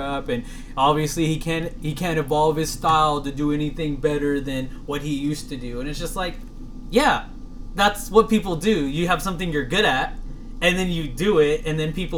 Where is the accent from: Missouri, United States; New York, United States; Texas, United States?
Texas, United States; I'm 100% Texan.